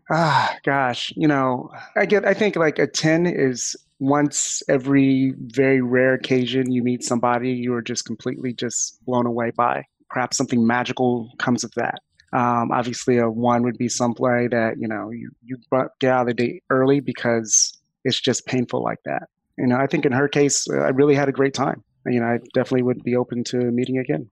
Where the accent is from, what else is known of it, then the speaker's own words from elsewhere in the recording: Florida, United States; I'm from Florida